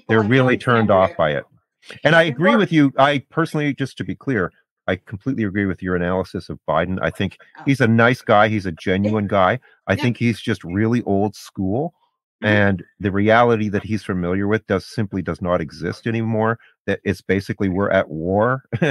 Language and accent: English; Canada; I'm not an American, I'm Canadian